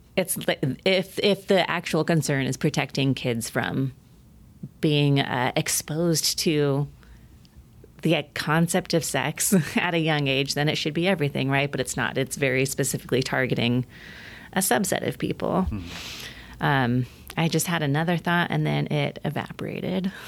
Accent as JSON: {"language": "English", "region": "Oregon", "country": "United States", "said": "my home state, Oregon"}